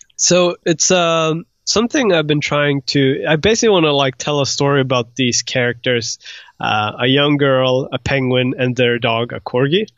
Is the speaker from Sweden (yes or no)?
yes; Sweden; moved away as an adult; also born or lived in Iran / United Kingdom / Croatia; now in Los Angeles, United States; so originally I was born in Iran, but we moved to Sweden when I was, uh, like, a year old.